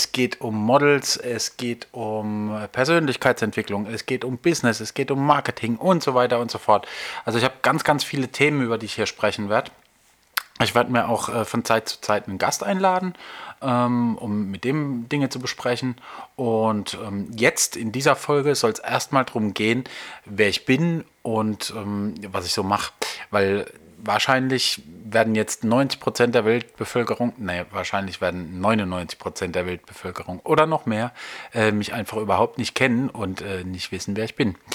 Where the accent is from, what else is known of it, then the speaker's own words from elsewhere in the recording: Nussloch, Baden-Württemberg, Germany; also born or lived in Heidelberg; in Heidelberg bin ich geboren worden und im Nachbarort aufgewachsen. Ähm, äh, und zwar in Nussloch.